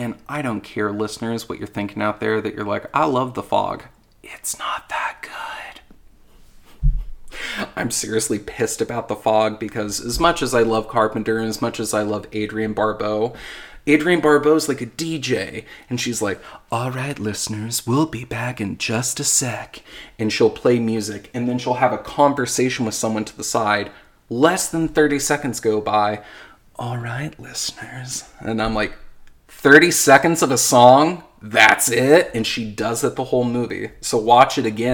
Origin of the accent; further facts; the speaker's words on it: Anderson, Indiana, United States; I'm from Anderson